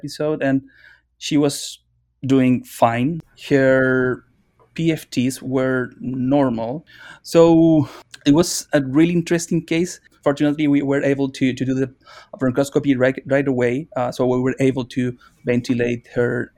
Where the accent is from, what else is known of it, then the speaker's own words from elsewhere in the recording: Chile; moved away; I'm from Chile